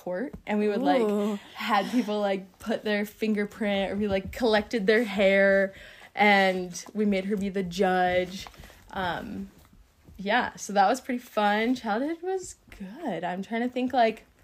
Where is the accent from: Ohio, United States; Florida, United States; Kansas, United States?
Ohio, United States; also born or lived in Tennessee; I grew up in Ohio. I was born in Tennessee, and then we moved to Ohio when I was 4.